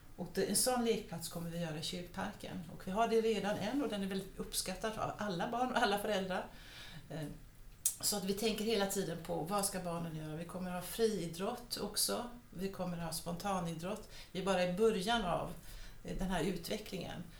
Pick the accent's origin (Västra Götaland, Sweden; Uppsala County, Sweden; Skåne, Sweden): Västra Götaland, Sweden; Gothenburg; moved away; also born or lived in Copenhagen / Stockholm; jag växte upp i Göteborg